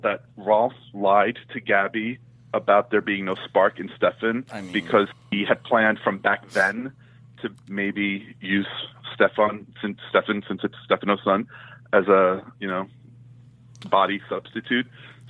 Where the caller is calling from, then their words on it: New York, United States; from New York.